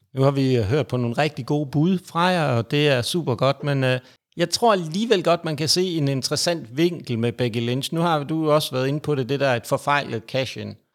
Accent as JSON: {"language": "Danish", "region": "Jutland", "country": "Denmark", "said": "jeg er jyde"}